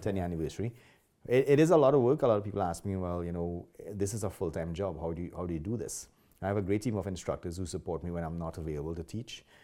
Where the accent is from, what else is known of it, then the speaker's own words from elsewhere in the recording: Trinidad & Tobago; now in Calgary, Canada; I'm not originally from Canada. I am from Trinidad. And a lot of people recognize my accent right away.